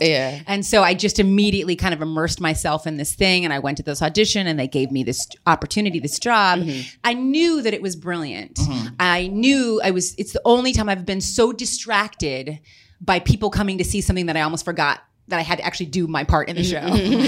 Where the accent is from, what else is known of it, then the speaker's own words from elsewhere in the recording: Texas, United States; We're from Texas.